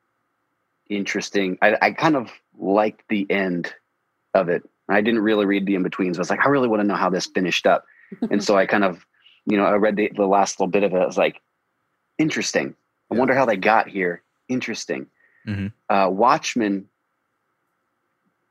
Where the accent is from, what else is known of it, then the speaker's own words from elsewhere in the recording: United States; I grew up outside of Washington, D.C.